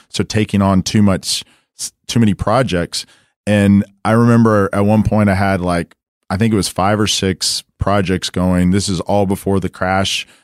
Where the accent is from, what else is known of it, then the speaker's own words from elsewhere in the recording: Dallas, Texas, United States; I come from Dallas, uh, went to Saint Mark's, you know, went to S M U